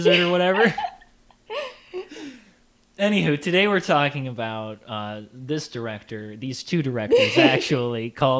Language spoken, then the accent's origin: English; Minnesota, United States; I was born and raised in Minnesota